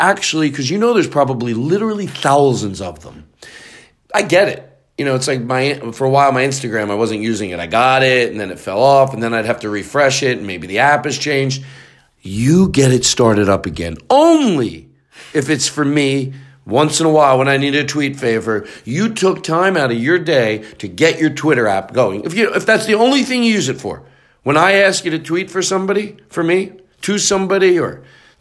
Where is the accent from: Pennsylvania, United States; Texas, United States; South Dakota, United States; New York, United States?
Pennsylvania, United States; Philadelphia; I'm from Philly